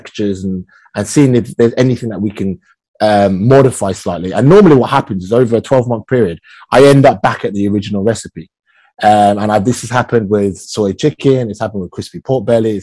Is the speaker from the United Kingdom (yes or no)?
yes; United Kingdom; I am British-born Chinese. So I've navigated my own culture through the lens of growing up in the UK